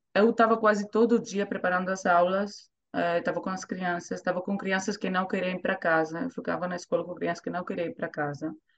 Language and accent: Portuguese; Thessaloniki, Central Macedonia, Greece; accent: Greek; Portuguese is a second language; moved away as an adult; now in Zurich, Switzerland; cresci em Grécia, né? Cresci na Grécia